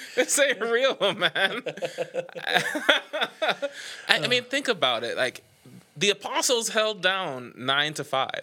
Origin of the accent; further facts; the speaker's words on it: Nassau, New Providence, Bahamas; moved away as an adult; now in Knoxville, United States; I am from Nassau, the Bahamas. I have lived in Knoxville, Tennessee for ten years now